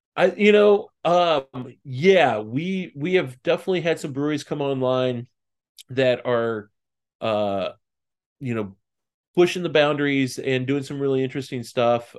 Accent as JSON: {"language": "English", "area": "just outside of Saint Louis", "region": "Southern Illinois", "country": "United States", "tie": "born or raised there", "moved": "yes", "lives_now": "Lebanon, Tennessee, United States", "said": "I grew up in Southern Illinois, just outside of Saint Louis"}